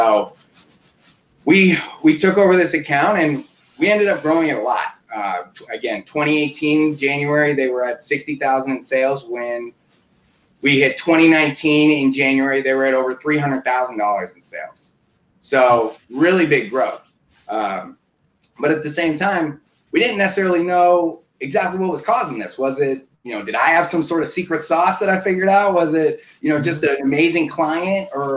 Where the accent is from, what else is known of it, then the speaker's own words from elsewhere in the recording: Oakland, California, United States; Born and raised in Oakland, California